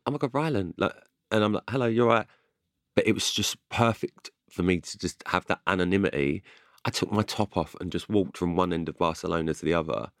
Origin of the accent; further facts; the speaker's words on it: London, United Kingdom; I'm from, I'm from London